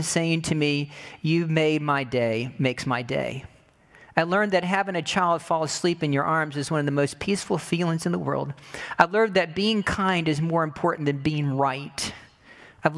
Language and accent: English; United States; what I've learned about being American